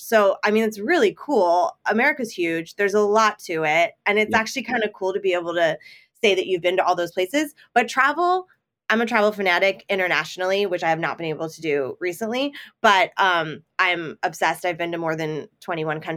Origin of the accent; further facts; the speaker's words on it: Sacramento, California, United States; also born or lived in Los Angeles, California; I'm originally from Sacramento, California. Well, I'm originally from LA and then we moved to Sacramento. So California all around, but I definitely say Sacramento because that's where I went to high school